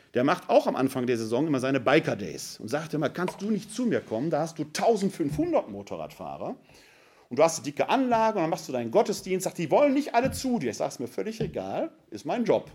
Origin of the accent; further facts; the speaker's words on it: Ruhr area, North Rhine-Westphalia, Germany; also born or lived in Wuppertal-Vohwinkel; now in Wuppertal, Germany; Ich komme aus dem Ruhrgebiet